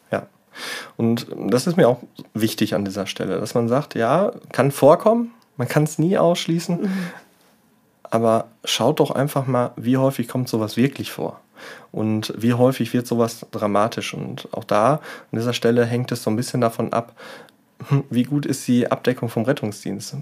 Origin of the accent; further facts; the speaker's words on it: Germany; hier bei uns in Deutschland